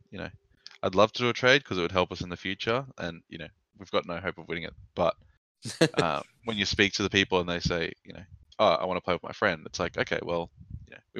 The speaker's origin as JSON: {"language": "English", "country": "Australia", "said": "I just think I'm the Australian person. That's all I am."}